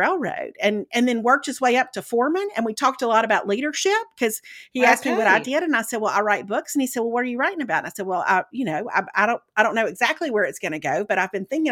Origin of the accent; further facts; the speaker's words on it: Meridian, Mississippi, United States; moved away; I grew up in Meridian